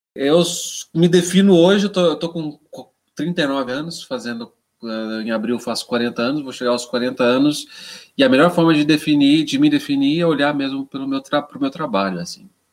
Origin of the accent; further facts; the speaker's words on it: Jundiaí, São Paulo, Brazil; now in São Paulo, Brazil; eu sou paulista, né? sou, eu sou, eu sou de Jundiaí, sou do interior de São Paulo, mas eu, eu, eu, eu me fiz em São Paulo